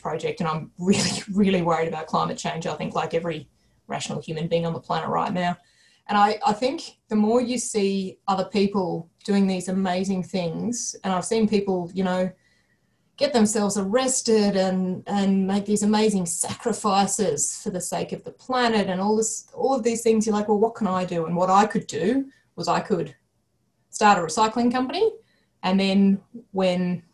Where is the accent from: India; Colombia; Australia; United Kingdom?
Australia; Canberra, Australian Capital Territory; I grew up in Canberra